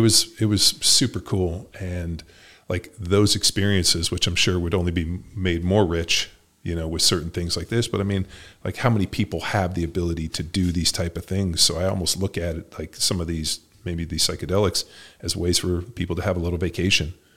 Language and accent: English; California, United States; I grew up in California, went to Berkeley